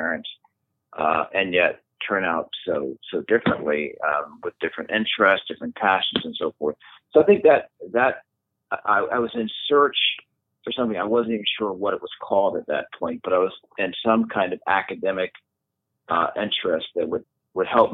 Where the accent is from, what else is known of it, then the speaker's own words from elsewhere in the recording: Philadelphia, Pennsylvania, United States; a young, curious boy growing up in Philadelphia